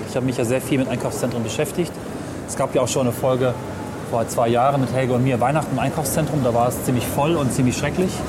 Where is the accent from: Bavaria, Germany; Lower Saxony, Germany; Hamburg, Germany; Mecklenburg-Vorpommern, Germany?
Lower Saxony, Germany; Also ich komme ja aus dem Umland von Hameln. Und die nächst kleinere Stadt, Hessisch-Ollendorf, ist seitdem ziemlich verfallen.